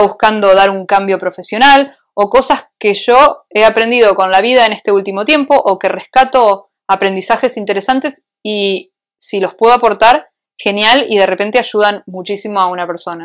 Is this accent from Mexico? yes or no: no; Argentina; moved away as an adult; also born or lived in Switzerland; now in Madrid, Spain; soy argentina, o sea, porque me crié en Argentina